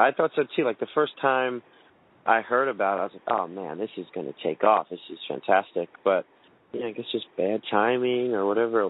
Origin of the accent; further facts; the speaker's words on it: New Jersey, United States; also born or lived in Brooklyn, New York; we moved out here when I was like seven, I guess. Maybe five or six. But yeah, New Jersey's like home to me. I grew up here. It's kind of like a beach town, the town I grew up in. It's like kind of like a rundown boardwalk kind of vibe. Super small.